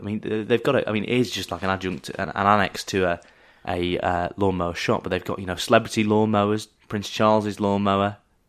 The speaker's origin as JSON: {"language": "English", "town": "Southport", "region": "North West England", "country": "United Kingdom", "tie": "born or raised there", "said": "my hometown of Southport, which has the world's only lawnmower museum."}